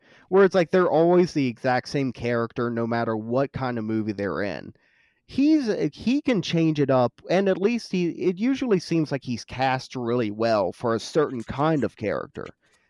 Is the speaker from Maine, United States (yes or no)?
no; West Virginia, United States; because I'm from West Virginia, so fuck West Virginia.